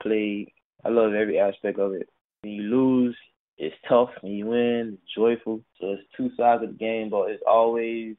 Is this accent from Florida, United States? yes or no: yes; Miami, Florida, United States; growing up in Miami